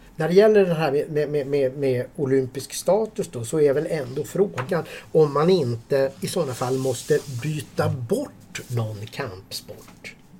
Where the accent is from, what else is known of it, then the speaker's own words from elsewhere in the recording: Sweden; vi här hemma i Sverige